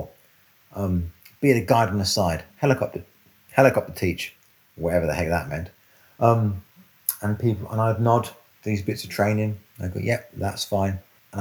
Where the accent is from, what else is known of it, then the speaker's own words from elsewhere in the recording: London, United Kingdom; now in Cornwall, United Kingdom; I grew up in North London. I actually grew up in Brent